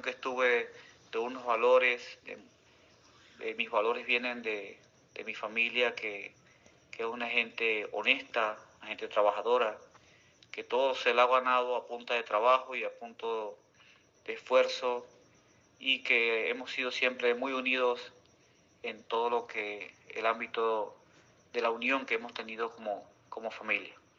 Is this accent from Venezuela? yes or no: yes; Antolín del Campo, Nueva Esparta, Venezuela; Nací en un pueblito de acá del municipio Antolín del Campo, donde queda Playa Parguito, Playa El Agua, El Tirano, en el estado de Nueva Esparta. Soy margariteño de raíces eh, profunda